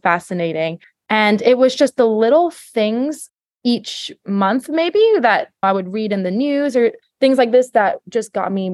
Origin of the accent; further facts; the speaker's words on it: Singapore; moved away as an adult; also born or lived in New York City, United States / Los Angeles, United States / Florida, United States; I was born in Singapore. I lived here my whole life until I went to college back in the US